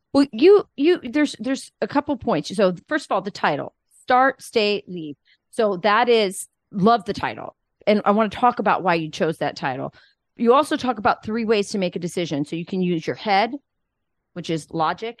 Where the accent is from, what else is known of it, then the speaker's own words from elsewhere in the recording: Arizona, United States; I'm from Arizona